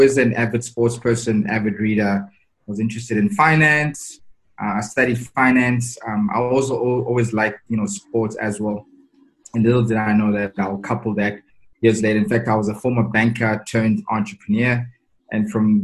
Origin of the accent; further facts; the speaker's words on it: Tembisa, Gauteng, South Africa; also born or lived in Katlehong / Soweto; So I was born in Katlehong, but I grew up in Tembisa and a bit of Soweto